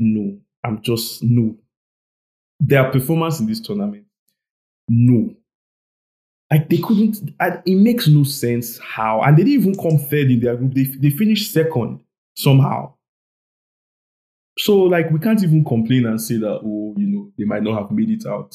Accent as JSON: {"language": "English", "region": "Lagos", "country": "Nigeria", "tie": "born or raised there", "said": "I was born and raised in Surulere"}